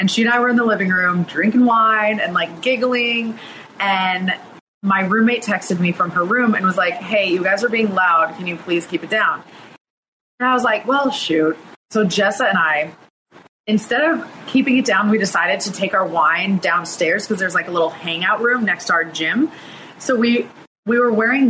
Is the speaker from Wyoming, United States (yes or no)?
yes; Lander, Wyoming, United States; I grew up in Lander, Wyoming, which is at the base of the Rocky Mountains